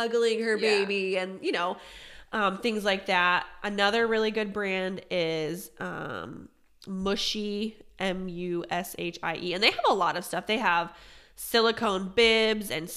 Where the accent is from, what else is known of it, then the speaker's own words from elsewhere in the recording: Pennsylvania, United States; moved away; I'm from Pennsylvania